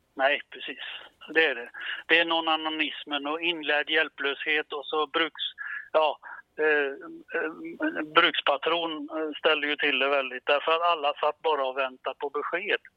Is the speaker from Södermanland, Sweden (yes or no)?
no; Gothenburg, Västra Götaland, Sweden; som vi säger hemma i Göteborg